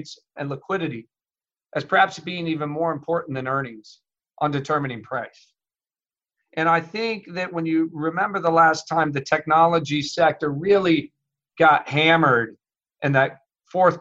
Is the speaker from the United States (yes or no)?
yes; Midwest, United States; I grew up in the Midwest